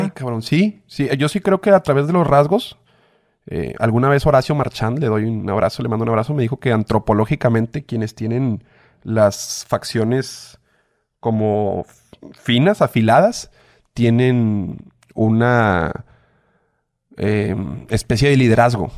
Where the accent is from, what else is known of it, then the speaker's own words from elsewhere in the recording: Monterrey, Nuevo León, Mexico; yo soy regio